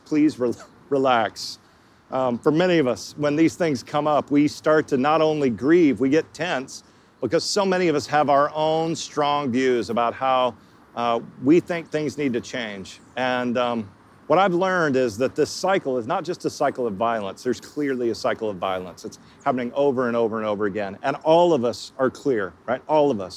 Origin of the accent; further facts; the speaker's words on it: Texas, United States; I didn't travel at all growing up in Texas.